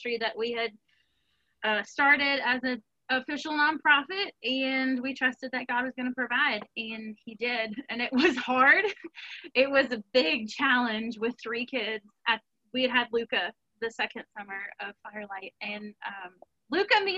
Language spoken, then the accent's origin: English; New Orleans, Louisiana, United States; moved away; we are from New Orleans